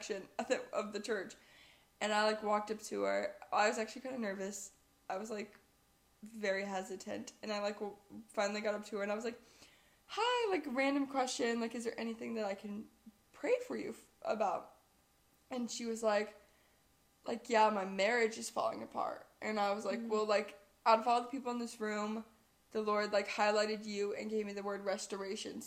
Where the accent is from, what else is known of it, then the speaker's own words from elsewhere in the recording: Viburnum, Missouri, United States; growing up in Viburnum